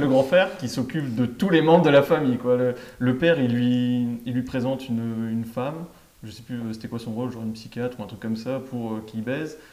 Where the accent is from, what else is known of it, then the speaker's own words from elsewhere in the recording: France; on est français